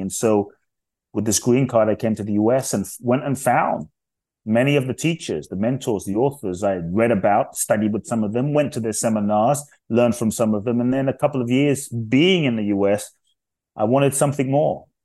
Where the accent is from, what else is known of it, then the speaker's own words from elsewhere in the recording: London, United Kingdom; also born or lived in Ghana / Los Angeles; now in United States; I grew up in London, and so I live in the U S now.